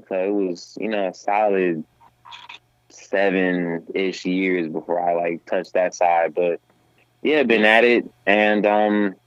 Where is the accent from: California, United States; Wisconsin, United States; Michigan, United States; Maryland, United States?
Wisconsin, United States; Milwaukee; I'm a hip-hop artist, born and raised in Milwaukee, Wisconsin